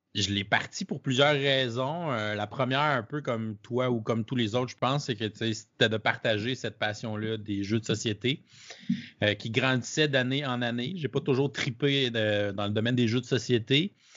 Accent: Canada; je suis un Canadien

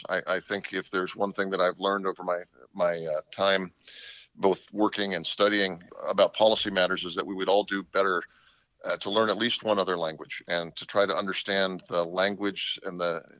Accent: San Mateo County, California, United States; moved away as an adult; also born or lived in New Hampshire / Israel / Turkey; now in Virginia, United States; Well, I'm a California boy, born and raised in San Mateo County, and lived my entire very happy childhood there.

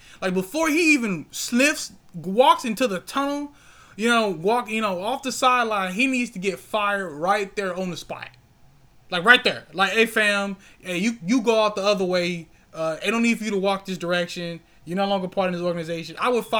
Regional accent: St. Louis, Missouri, United States; we are Cardinals. Like, we're from St. Louis.

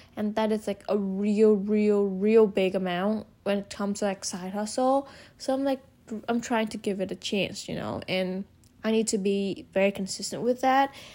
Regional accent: Hanoi, Vietnam; moved away as an adult; now in United States; I was born and raised in Vietnam.

